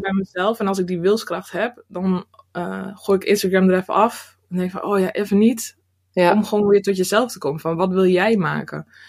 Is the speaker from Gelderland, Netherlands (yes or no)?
no; Drenthe, Netherlands; moved away as an adult; also born or lived in Rotterdam; now in near Rotterdam, Netherlands; ik ben geboren en getogen in Drenthe